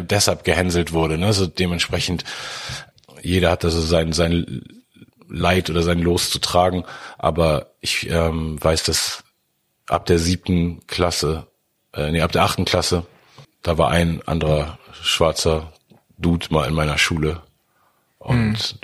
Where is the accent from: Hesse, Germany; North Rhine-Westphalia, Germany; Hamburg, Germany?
Hamburg, Germany; woher kommst du? Und da habe ich gesagt, Hamburg